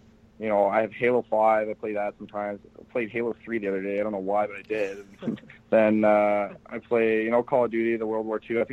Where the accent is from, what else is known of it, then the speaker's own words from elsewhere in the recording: Detroit, Michigan, United States; also born or lived in Binghamton, New York; I grew up in Detroit